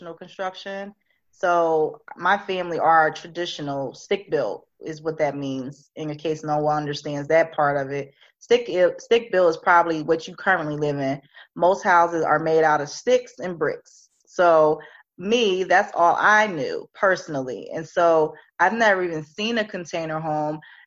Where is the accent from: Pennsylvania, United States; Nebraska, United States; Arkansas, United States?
Pennsylvania, United States; Philadelphia; I'm from Philly